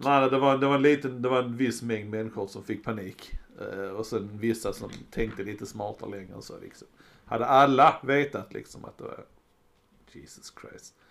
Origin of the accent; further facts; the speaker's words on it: Sweden; jag är en svensk med